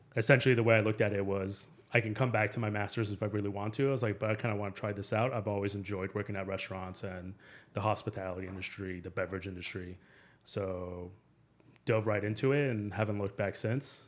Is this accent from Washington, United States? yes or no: no; Phoenix, Arizona, United States; also born or lived in Mexico City; I'm originally from Mexico City, uh, but I grew up in Phoenix. I pretty much consider myself a local.